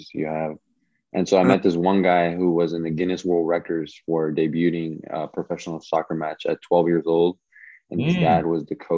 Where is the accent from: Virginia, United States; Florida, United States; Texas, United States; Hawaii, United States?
Virginia, United States; also born or lived in Washington, D.C.; I grew up in here in Virginia to be exact.